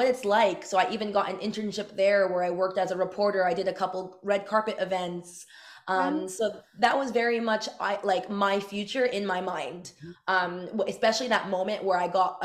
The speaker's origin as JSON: {"language": "English", "town": "Montreal", "region": "Quebec", "country": "Canada", "said": "I'm from Montreal"}